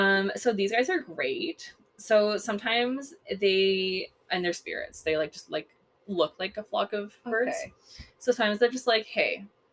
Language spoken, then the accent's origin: English; Canada; I'm Canadian.